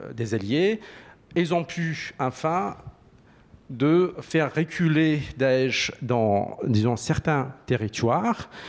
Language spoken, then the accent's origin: French; Iraqi Kurdistan, Kurdistan Region, Iraq; accent: Sorani; moved away; je, je suis cuant d'Irak, euh, je parle sorani